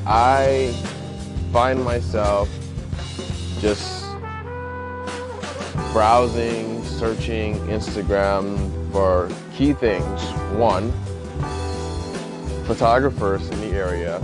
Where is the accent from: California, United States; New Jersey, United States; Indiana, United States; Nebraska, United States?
Indiana, United States; moved away; back in my hometown